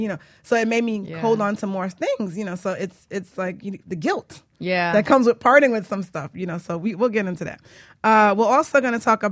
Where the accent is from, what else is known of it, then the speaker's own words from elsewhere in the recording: Jamaica; I'm Jamaican